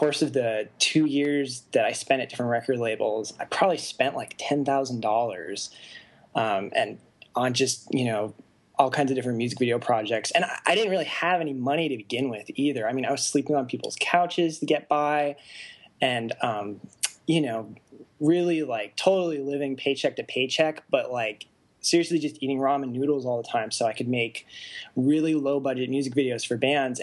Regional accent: Arizona, United States; moved away as an adult; also born or lived in Japan / Tempe, Arizona; now in Los Angeles, United States; I was born in Japan. I lived there for about 3 or 4 years, and then I was really raised in Arizona

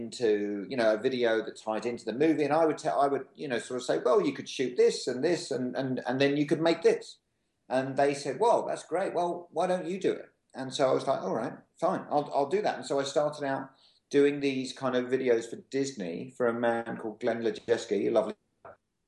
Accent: England, United Kingdom; moved away; I'm from England

